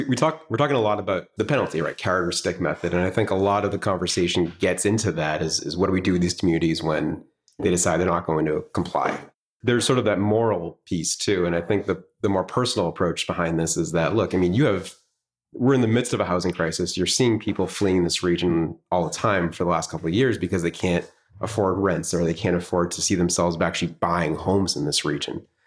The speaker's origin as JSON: {"language": "English", "town": "Swampscott", "region": "Massachusetts", "country": "United States", "tie": "born or raised there", "said": "I was born and raised in Swampscott"}